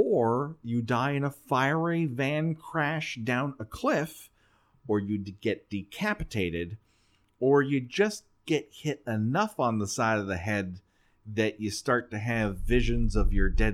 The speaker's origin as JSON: {"language": "English", "region": "Southern California", "country": "United States", "tie": "born or raised there", "said": "we grew up in Southern fucking California"}